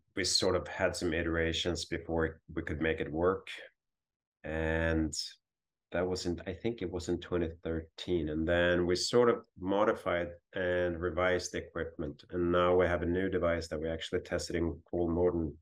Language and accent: English; northern Sweden, Sweden; moved away as an adult; also born or lived in Hawaii / Ottawa, Canada; I grew up on the Baltic coast in Sweden and northern Sweden